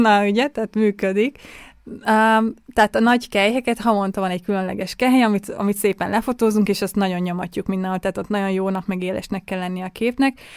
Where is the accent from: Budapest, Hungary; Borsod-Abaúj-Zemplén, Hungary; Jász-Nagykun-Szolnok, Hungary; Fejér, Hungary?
Budapest, Hungary; now in Vienna, Austria; én ugye budapesti vagyok